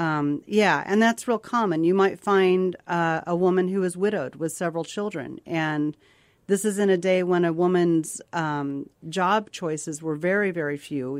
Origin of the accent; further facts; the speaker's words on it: Victor, Colorado, United States; my hometown of Victor, Colorado